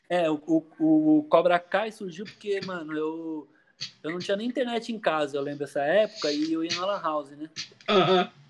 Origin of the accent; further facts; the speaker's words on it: Poá, São Paulo, Brazil; aqui eu sou de Poá, né?